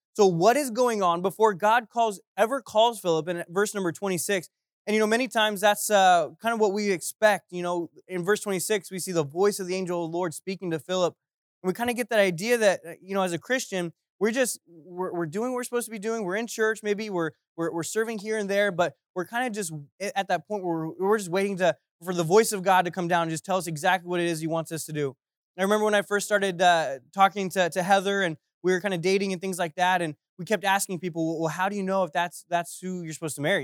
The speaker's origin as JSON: {"language": "English", "region": "Central Florida", "country": "United States", "tie": "born or raised there", "also_born_or_lived": "Ohio", "said": "I was born in Ohio, and then, uh, e-, eventually, wh-, by the time I was ten, our family, uh, moved down to Central Florida, which is where I grew up"}